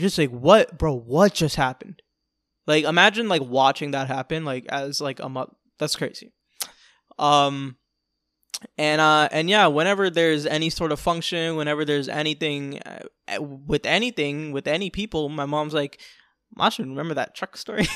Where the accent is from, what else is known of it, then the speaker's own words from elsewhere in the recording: New York City, New York, United States; now in Florida, United States; I was born in New York City, the Bronx